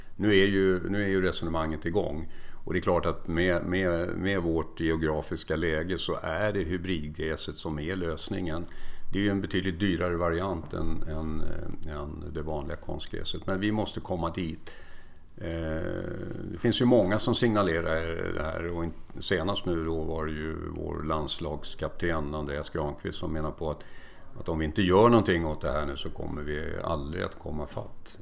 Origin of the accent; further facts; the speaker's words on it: Stockholm, Stockholm County, Sweden; moved away as an adult; also born or lived in Kalmar; now in Mariefred, Sweden; Jag är född i Kalmar men uppväxt och, och har bott hela mitt liv i Stockholm